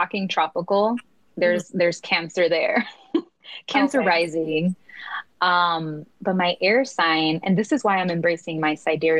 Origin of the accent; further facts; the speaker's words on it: Chicago, Illinois, United States; moved away as an adult; We grew up in the same neighborhood. We come from the Back of the Yards, which is a Southside Chicago community